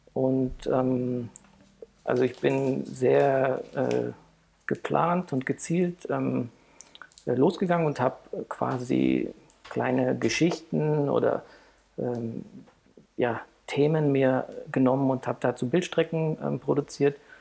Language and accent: German; Heidelberg, Baden-Württemberg, Germany; now in Frankfurt, Germany; ich bin geboren in Heidelberg